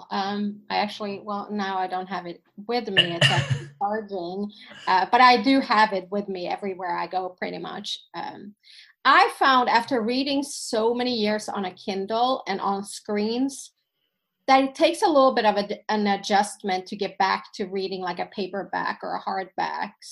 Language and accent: English; Sweden; first language Finnish; English is a second language; I grew up in a Finnish family. My parents came from Finland, but I've always I was born in Sweden. I would always consider myself Swedish.